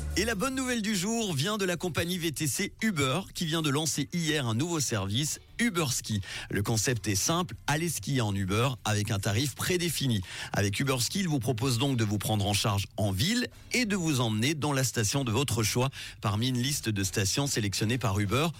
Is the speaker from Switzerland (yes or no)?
yes; Switzerland; chez nous en Suisse